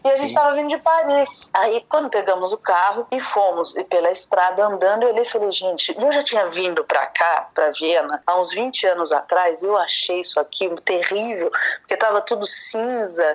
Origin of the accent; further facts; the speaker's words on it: São Paulo, Brazil; also born or lived in Rio de Janeiro, Brazil; now in Vienna, Austria; Eu sou paulista, mas morava morando lá